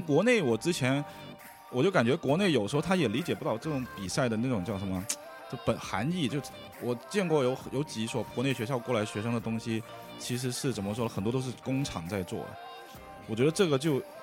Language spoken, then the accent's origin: Chinese; Guangdong, China; Chinese is a second language; 广东人，所以英，那个普通话不是太好